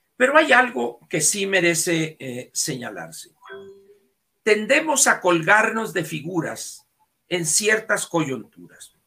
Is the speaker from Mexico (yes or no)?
yes; Sonora, Mexico; para mí como sonorense